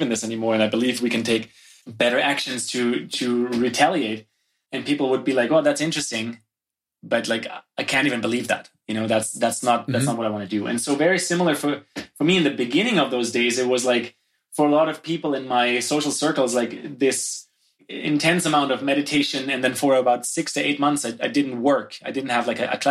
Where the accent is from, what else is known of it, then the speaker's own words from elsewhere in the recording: Germany; moved away as an adult; now in Canada; I grew up in Germany